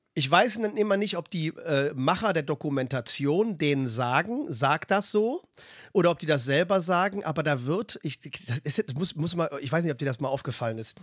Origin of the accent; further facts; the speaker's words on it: Germany; als Deutscher